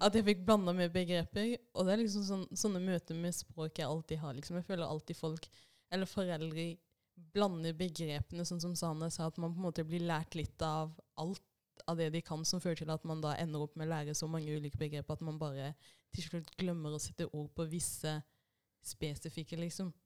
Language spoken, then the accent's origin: Norwegian; Norway; first language Swahili; Norwegian is a second language; jeg kom til Norge når jeg var seks år gammel.